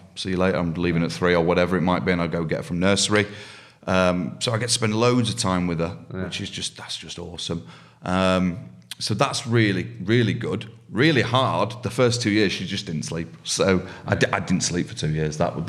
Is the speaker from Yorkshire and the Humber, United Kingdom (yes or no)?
yes; Yorkshire and the Humber, United Kingdom; I'm a Yorkshireman.